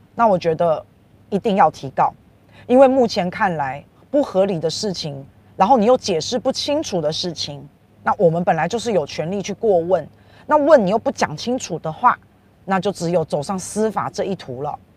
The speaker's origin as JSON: {"language": "Chinese", "country": "Taiwan", "said": "总共已经为我们台湾人买到了一千五百万剂的疫苗"}